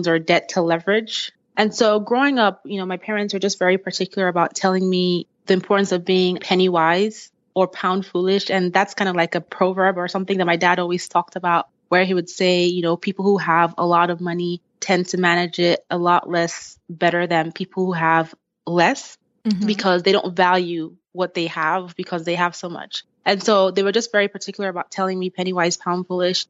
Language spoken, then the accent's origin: English; Nigeria; moved away; I'm originally from Nigeria. Both of my parents are Nigerian